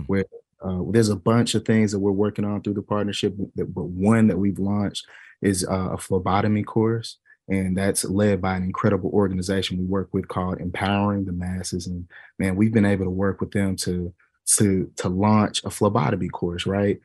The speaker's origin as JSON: {"language": "English", "town": "Dallas", "region": "Texas", "country": "United States", "tie": "born or raised there", "said": "The school that I taught on was on the same street that I grew up on here in South Oak Cliff"}